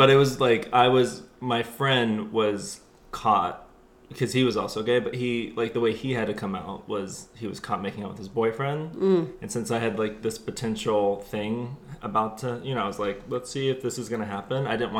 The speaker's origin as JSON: {"language": "English", "town": "Houston", "region": "Texas", "country": "United States", "said": "So yeah, it was in Texas. So it's like, you know, the buckle of the Bible Belt."}